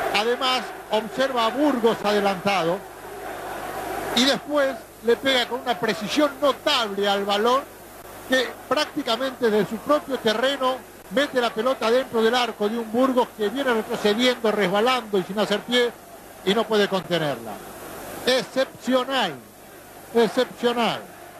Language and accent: Spanish; Paraguay; now in Argentina; como paraguayo